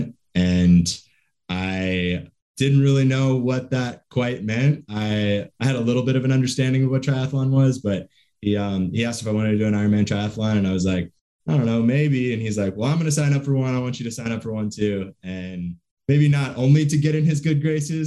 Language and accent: English; South Carolina, United States; moved away as an adult; now in Oakland, United States; I live in Oakland, in the East Bay, but I'm originally from South Carolina. Grew up in South Carolina, went to college in South Carolina